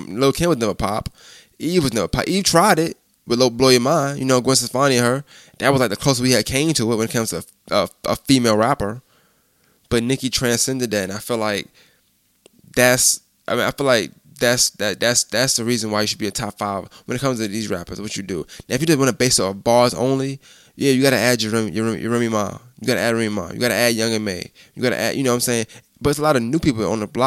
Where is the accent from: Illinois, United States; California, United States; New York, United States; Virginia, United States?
New York, United States; I'm from New York. I'm from up north